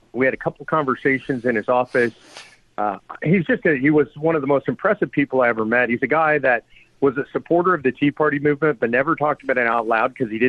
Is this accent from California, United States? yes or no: yes; California, United States; now in Texas, United States; I'm originally from California. Now I'm a Texan.